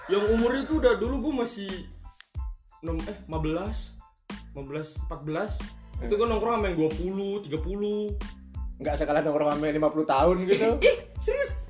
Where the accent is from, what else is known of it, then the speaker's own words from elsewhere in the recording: Ambon, Maluku, Indonesia; oh ya btw tempat asal gua Ambon